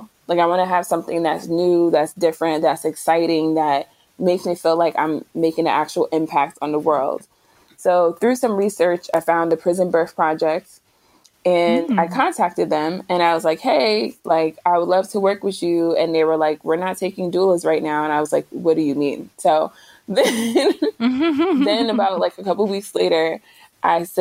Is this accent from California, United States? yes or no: no; New Jersey, United States; moved away as an adult; also born or lived in Philadelphia; I'm from Jersey, but I had moved to Philadelphia.